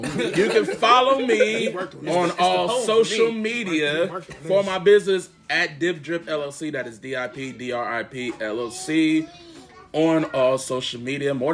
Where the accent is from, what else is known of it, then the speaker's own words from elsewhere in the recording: Columbus, Ohio, United States; Born and raised in Columbus, Ohio.